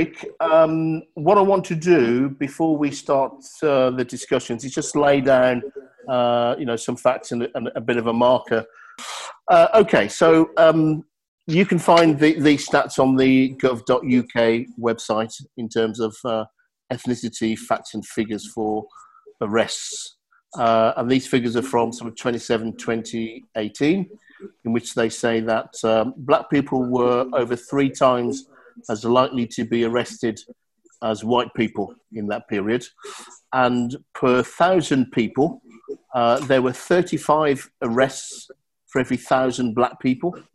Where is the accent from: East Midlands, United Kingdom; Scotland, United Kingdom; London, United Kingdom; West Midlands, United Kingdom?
West Midlands, United Kingdom; Birmingham; I was born and raised in Birmingham and lived most of my life around Birmingham.